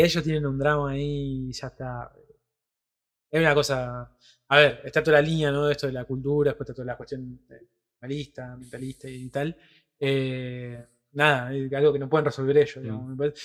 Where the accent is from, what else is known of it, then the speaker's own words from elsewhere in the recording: Rosario, Santa Fe, Argentina; nosotros somos de Rosario, tierra de eh, Lionel Messi